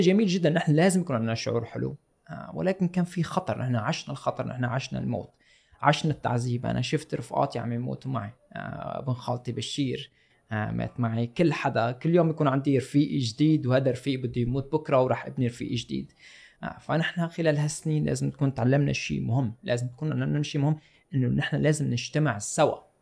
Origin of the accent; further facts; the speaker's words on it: Syria; moved away; كسوريين صار عندنا ثوره